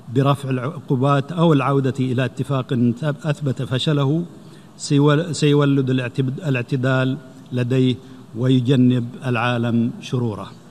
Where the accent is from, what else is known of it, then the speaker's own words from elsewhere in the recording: Saudi Arabia; بلادي المملكة العربية السعودية